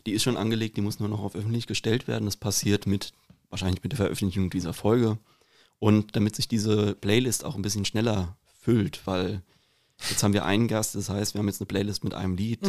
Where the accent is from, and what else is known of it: Rüsselsheim, Hesse, Germany; accent: Hessian; also born or lived in Bavaria